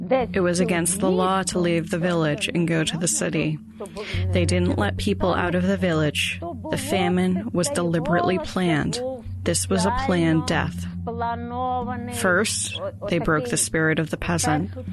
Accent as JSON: {"language": "English", "country": "United States", "tie": "born or raised there", "said": "Growing up in the United States"}